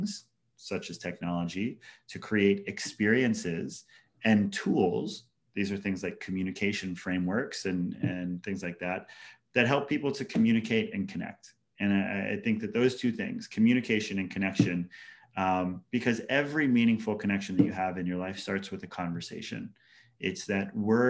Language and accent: English; Hawaii, United States; moved away; also born or lived in Washington, D.C.; growing up in Hawaii as like a bullied Haole kid or kind of like ostracized white kid in public schools.